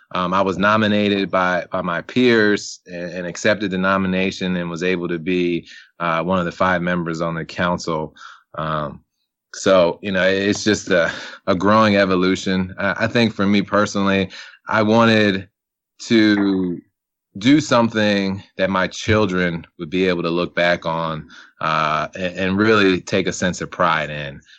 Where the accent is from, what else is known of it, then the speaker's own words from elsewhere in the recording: Salisbury, Maryland, United States; now in Columbia, Maryland, United States; I'm originally from, born and raised in Salisbury, Maryland